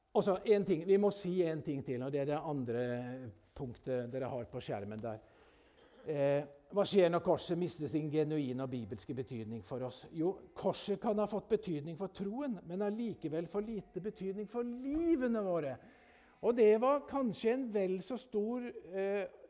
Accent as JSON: {"language": "Norwegian", "region": "Telemark", "country": "Norway", "tie": "born or raised there", "said": "Jeg vokste opp oppe i Telemarken"}